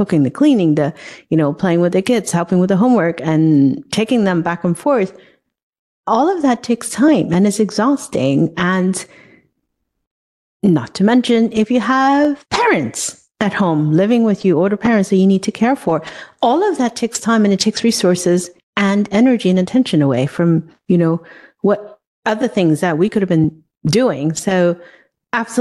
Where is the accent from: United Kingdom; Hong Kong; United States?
Hong Kong; moved away; I grew up in a very different society. Where I grew up in Hong Kong